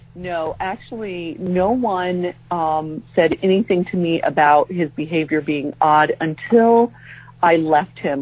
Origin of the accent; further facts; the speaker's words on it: San Diego, California, United States; moved away as an adult; also born or lived in Japan / Jacksonville, Florida; we moved from San Diego, um, where we had both grown up, to um, Japan